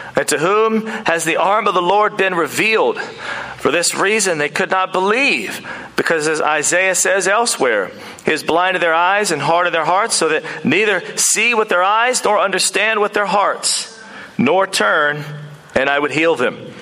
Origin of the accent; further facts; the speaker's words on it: United States; now in New Zealand; I am back from the United States of America, and it's a great place. It's where I'm from